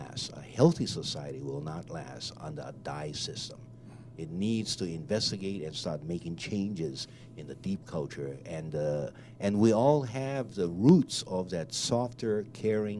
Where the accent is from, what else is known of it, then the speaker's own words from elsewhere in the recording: Hawaii, United States; I am Native Hawaiian